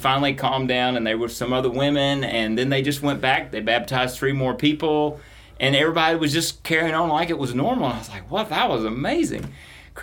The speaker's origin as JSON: {"language": "English", "region": "the South", "country": "United States", "tie": "born or raised there", "said": "Growing up in the South"}